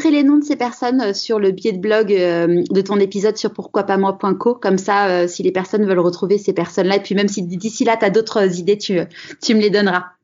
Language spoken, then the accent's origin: French; Aubervilliers, Île-de-France, France; Alors, je suis née à Aubervilliers, en Seine-Saint-Denis.